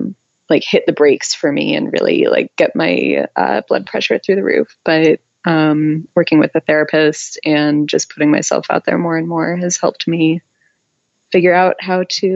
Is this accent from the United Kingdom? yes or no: no; Middlebury, Vermont, United States; now in Columbus, United States; my hometown of Middlebury, Vermont